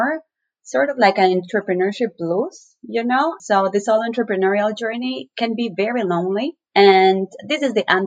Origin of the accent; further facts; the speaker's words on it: Ecuador; moved away as an adult; now in United States; I was born and raised in Ecuador, right in the middle of the Andes, central Andean, and I moved to the U.S. 5 years ago.